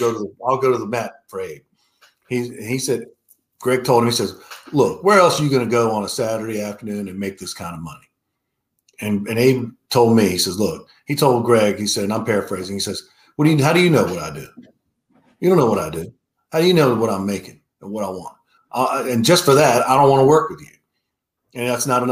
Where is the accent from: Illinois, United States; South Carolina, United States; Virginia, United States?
Virginia, United States; Richmond; I grew up in Richmond, Virginia.